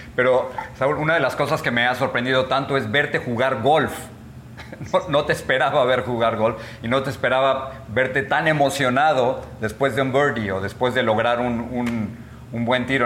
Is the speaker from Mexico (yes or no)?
yes; Mexico; now in United States; Tú y yo somos mexicanos, vivimos de este lado de la frontera en los Estados Unidos